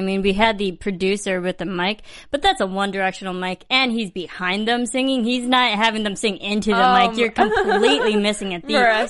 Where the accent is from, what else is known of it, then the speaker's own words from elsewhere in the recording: Midwest, United States; I mean, I'm from the Midwest